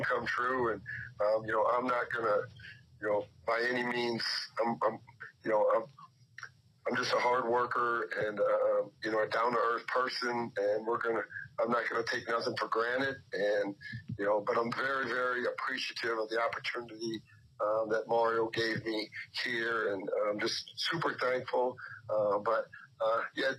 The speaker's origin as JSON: {"language": "English", "region": "Iowa", "country": "United States", "tie": "born or raised there", "said": "growing up in Iowa"}